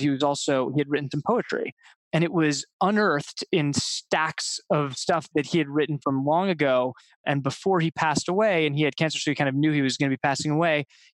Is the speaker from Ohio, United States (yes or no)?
yes; Ohio, United States; I grew up in Ohio